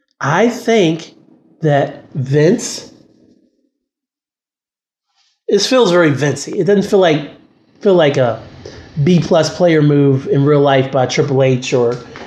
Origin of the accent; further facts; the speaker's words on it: West Virginia, United States; I'm from West Virginia.